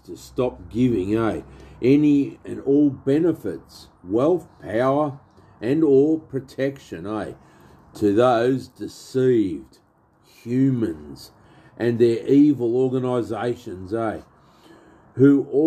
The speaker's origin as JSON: {"language": "English", "country": "Australia", "said": "I'm an Aussie"}